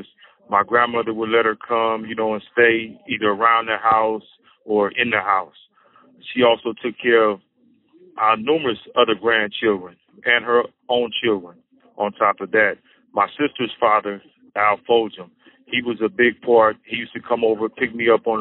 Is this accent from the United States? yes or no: yes; Sacramento, California, United States; I was born in 1972 in Sacramento, California, to a single mother